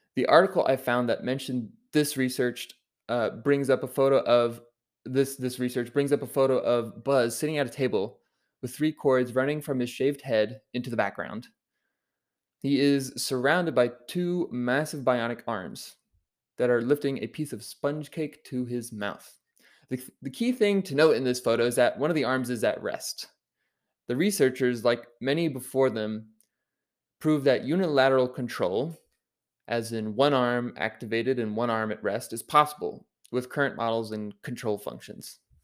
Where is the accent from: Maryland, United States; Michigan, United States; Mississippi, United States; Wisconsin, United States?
Maryland, United States; Baltimore, Maryland, my home state